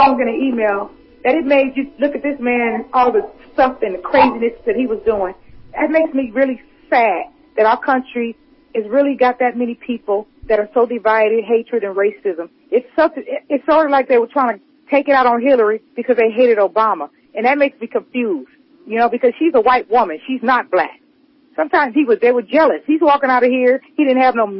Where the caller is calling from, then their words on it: near Riverside, California, United States; I'm calling from California